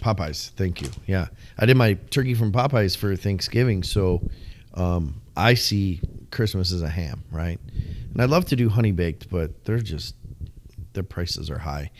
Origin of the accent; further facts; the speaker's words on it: Illinois, United States; moved away; we're from the Midwest